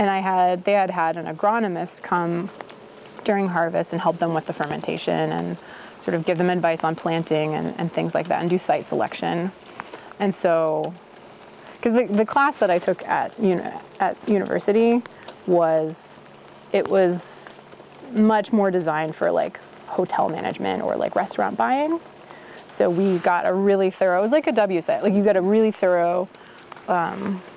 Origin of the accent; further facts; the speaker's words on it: Minnesota, United States; moved away; also born or lived in Boston, Massachusetts; I'm from Minnesota. I don't come from like a wine drinking family.